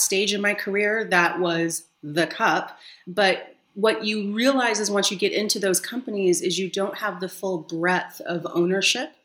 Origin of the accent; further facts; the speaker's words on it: San Diego, California, United States; moved away as an adult; now in Berlin, Germany; I'm from sunny San Diego